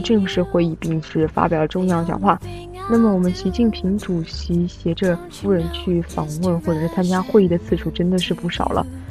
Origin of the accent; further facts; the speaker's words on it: Zhejiang, China; 作为浙江人